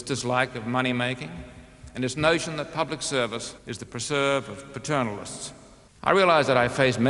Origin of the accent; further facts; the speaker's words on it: Australia; moved away; I'm an Australian by birth.